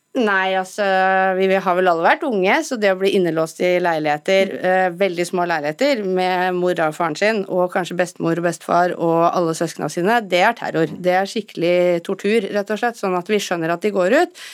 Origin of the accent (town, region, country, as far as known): Norway